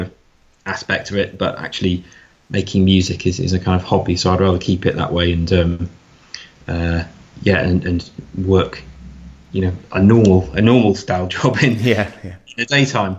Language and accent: English; Lake District, North West England, United Kingdom; I'm from the Lake District, so I went back there